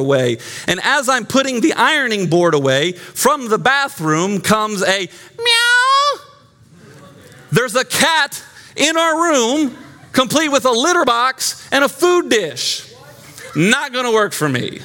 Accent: Glen Burnie, Maryland, United States; moved away; also born or lived in Johnson City, Tennessee; I grew up in Glen Burnie, Maryland

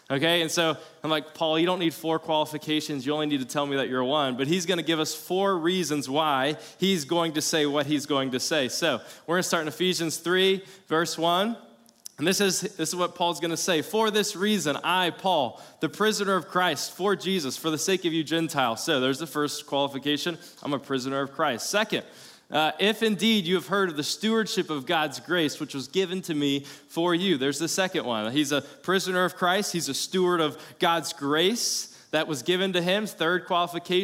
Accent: South Carolina, United States; now in Florida, United States; I'm from South Carolina, so not native Floridian, so I backpacked growing up

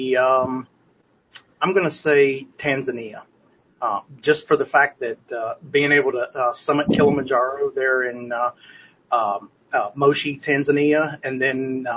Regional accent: Nashville, Tennessee, United States; I'm from Nashville, Tennessee

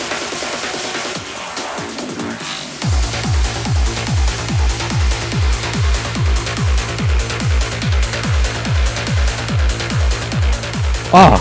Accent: New Zealand; I'm from New Zealand

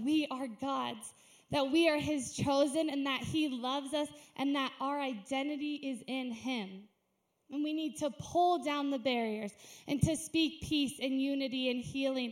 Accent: United States; I'm an American

